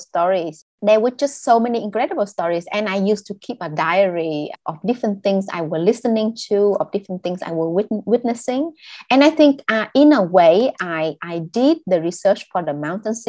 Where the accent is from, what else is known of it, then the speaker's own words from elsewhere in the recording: Bac Lieu, Vietnam; English is a second language; also born or lived in northern Vietnam; growing up in South Vietnam, in Bac Liêu at that time